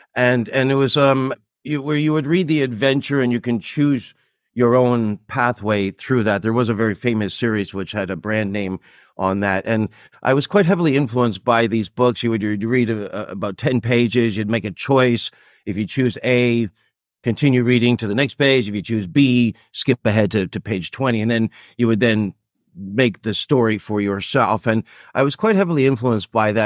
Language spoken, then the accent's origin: English; Toronto, Ontario, Canada; born or raised there; moved away as an adult; also born or lived in Japan; now in Singapore